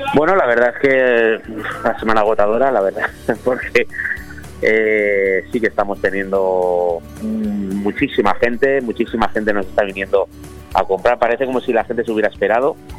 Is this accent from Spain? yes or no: yes; Spain; somos españoles